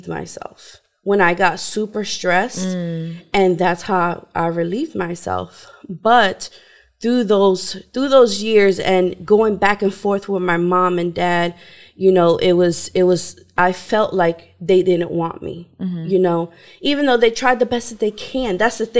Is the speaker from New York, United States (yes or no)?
yes; New York, United States; I was brought up in New York with my mom, my dad, my siblings